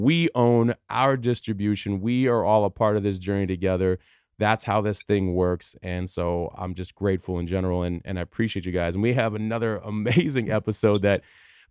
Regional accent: Tucson, Arizona, United States; moved away as an adult; also born or lived in New York / New Jersey / Los Angeles; I stayed there for high school and college before moving

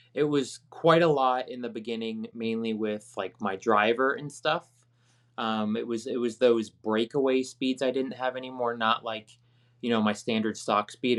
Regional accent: Virginia, United States; where I grew up in Virginia

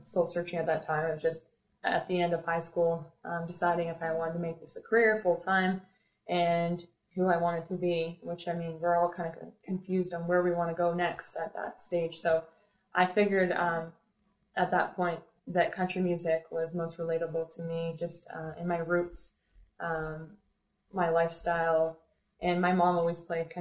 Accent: Peterborough, Ontario, Canada; moved away as an adult; now in Toronto, Canada; Peterborough, Ontario actually is my hometown. Born and raised.

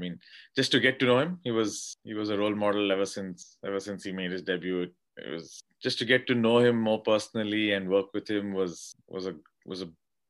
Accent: Karnataka, India; like almost every young kid growing up in India, the dream was to play for India.

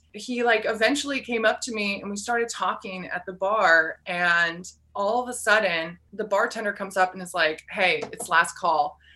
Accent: Arcata, California, United States; moved away as an adult; also born or lived in Seattle, Washington; now in Hope, Maine, United States; I grew up in Northern California in the Redwood Forest, a little college town called Arcata, California

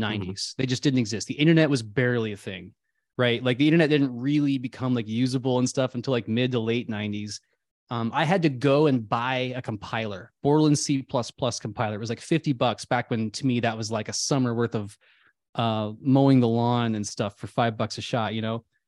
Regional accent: Midwest, United States; I grew up in the Midwest

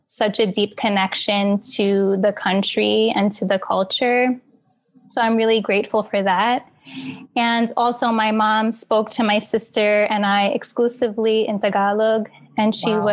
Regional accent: New York City, New York, United States; I was born and raised in Queens

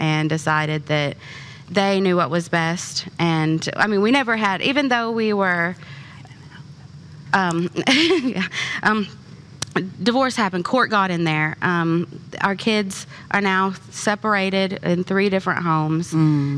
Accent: Kentucky, United States; I'm from Kentucky

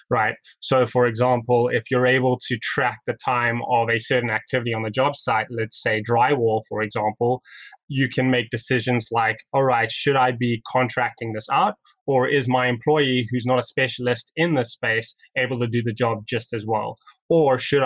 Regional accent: South Africa; now in Toronto, Canada; I'm originally from South Africa

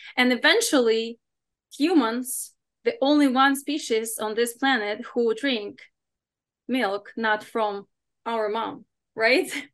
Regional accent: Ukraine; English is a second language; now in United States; growing up in Ukraine in a regular kind of family

